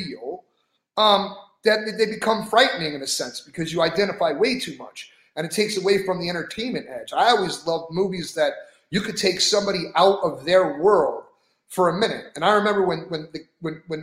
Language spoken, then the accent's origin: English; Philadelphia, Pennsylvania, United States; I was born in Philly